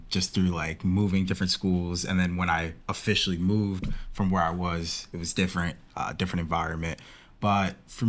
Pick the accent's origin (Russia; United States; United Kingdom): United States; Spencer, Massachusetts; I'm from Spencer, Massachusetts